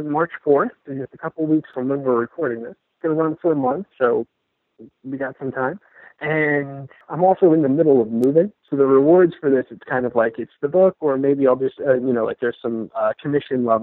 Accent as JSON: {"language": "English", "town": "Pittsburgh", "region": "Pennsylvania", "country": "United States", "tie": "born or raised there", "moved": "yes", "lives_now": "Florida, United States"}